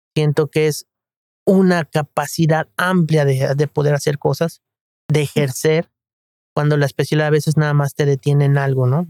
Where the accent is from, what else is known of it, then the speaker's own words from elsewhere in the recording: Guadalajara, Jalisco, Mexico; also born or lived in Mexico City; a la edad de nueve años eh, nos trasladamos a la ciudad de Guadalajara